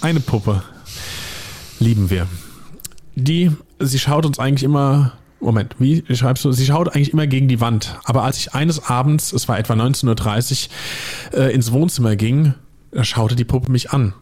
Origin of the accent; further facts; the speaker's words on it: Hesse, Germany; accent: Hessian (Rhein-Main, near the Palatinate border); Da merkt man den Hessen übrigens in mir.